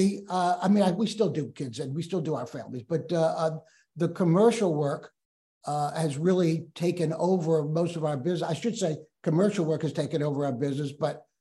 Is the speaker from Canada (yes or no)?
no; New Orleans, Louisiana, United States; moved away as an adult; now in Memphis, United States; we're from New Orleans, but that's how we're in Memphis